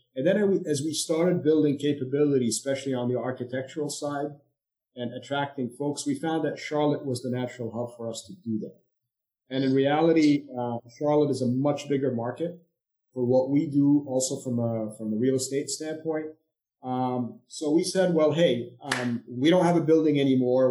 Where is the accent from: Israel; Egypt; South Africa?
Egypt; moved away as an adult; also born or lived in India / Europe / Durham, North Carolina; now in United States; I'm originally from Egypt, so I came to the U.S.